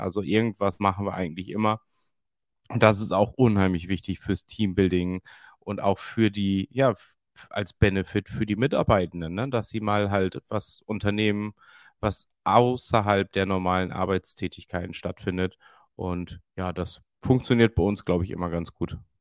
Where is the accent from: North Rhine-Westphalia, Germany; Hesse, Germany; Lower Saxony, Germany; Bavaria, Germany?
Lower Saxony, Germany; Emden; born or raised there